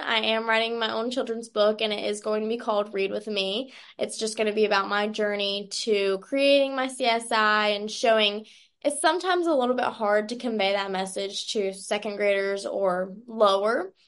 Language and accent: English; Stanfield, North Carolina, United States; I'm from Stanfield, North Carolina